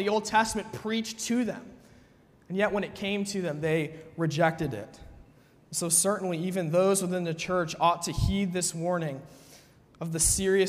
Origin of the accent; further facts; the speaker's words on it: United States; as an American person